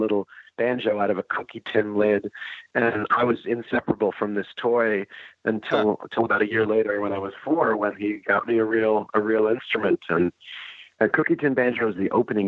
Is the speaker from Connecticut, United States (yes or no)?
no; Larchmont, New York, United States; I grew up outside of New York City in a town called Larchmont.